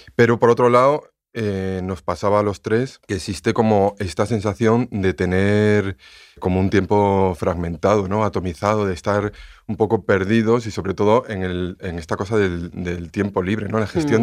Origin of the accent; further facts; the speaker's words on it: León, Castile and León, Spain; yo soy de León